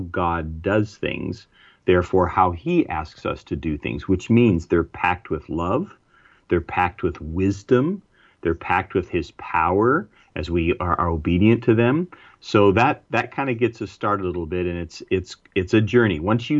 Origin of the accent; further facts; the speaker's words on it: United States; There's certain things as an American that I do things and think things.